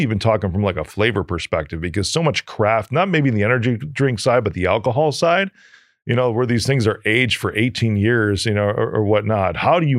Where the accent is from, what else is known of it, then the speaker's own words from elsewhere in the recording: New York, United States; Yeah, so, I'm just from New York.